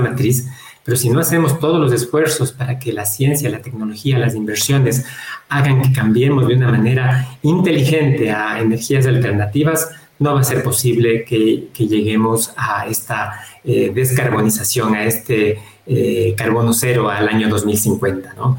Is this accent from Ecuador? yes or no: yes; Ecuador; Nosotros como ecuatorianos